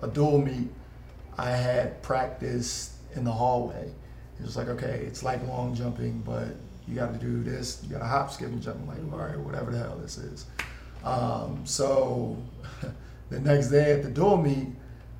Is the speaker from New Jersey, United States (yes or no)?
yes; Sicklerville, New Jersey, United States; also born or lived in Philadelphia, Pennsylvania; now in Portland, United States; I'm originally from Philly. My family moved to Sicklyville, New Jersey when I was younger.